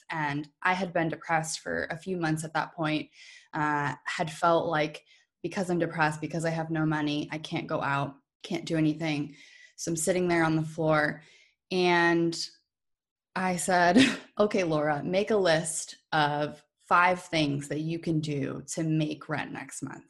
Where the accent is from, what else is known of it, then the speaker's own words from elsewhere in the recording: New Hampshire, United States; moved away as an adult; now in Maine, United States; I actually grew up in New Hampshire, too